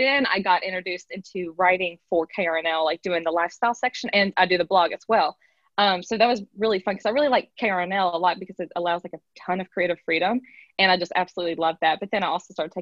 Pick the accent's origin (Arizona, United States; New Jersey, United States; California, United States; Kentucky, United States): Kentucky, United States; Owenton; I'm from Owenton. It's a little town about an hour north of Lexington